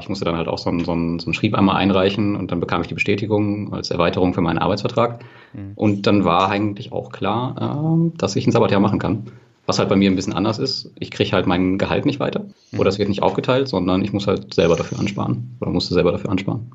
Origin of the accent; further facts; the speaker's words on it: western Germany, Germany; wir kommen ja aus Westdeutschland